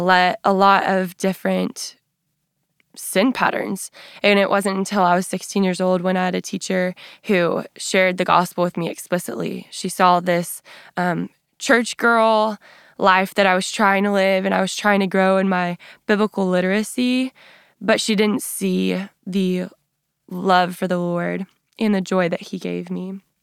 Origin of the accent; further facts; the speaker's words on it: West Texas, United States; So I grew up in West Texas